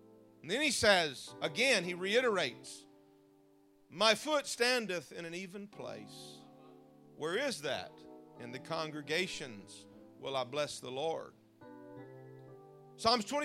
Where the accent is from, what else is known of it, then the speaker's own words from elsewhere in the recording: United States; moved away; also born or lived in Mississippi; I'm from Louisiana and Mississippi